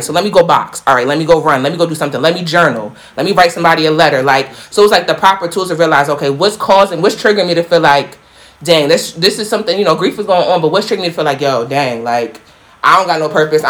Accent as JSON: {"language": "English", "country": "United States", "tie": "born or raised there", "said": "growing up in Black America"}